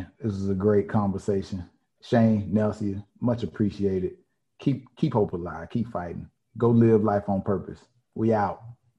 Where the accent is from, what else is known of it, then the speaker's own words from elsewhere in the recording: the South, United States; I'm from the South.